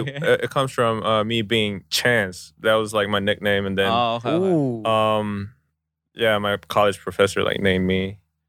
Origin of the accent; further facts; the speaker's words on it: United States; moved away as an adult; now in South Korea; me being Korean American…